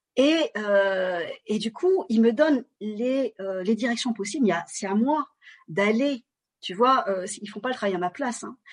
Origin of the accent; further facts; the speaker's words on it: France; je suis d'origine vietnamienne et je suis née en France